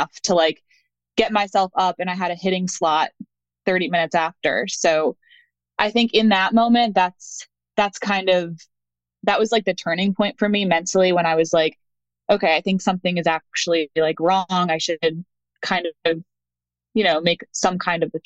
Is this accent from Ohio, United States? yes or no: no; outside of Philadelphia, Pennsylvania, United States; moved away as an adult; also born or lived in Colgate University, New York; now in North Carolina, United States; I was born and raised outside of Philly in Pennsylvania.